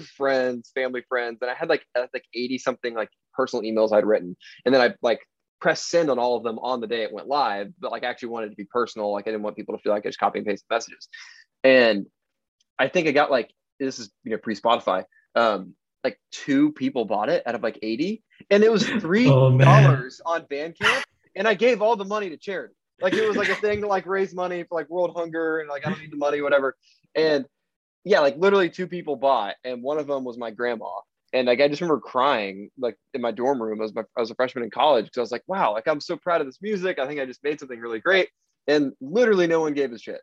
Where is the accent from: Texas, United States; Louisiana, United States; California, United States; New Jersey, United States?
Texas, United States; Fort Worth; moved away as an adult; now in Austin, United States; I'm from Fort Worth, Texas, live in Austin, have the past 6.5 years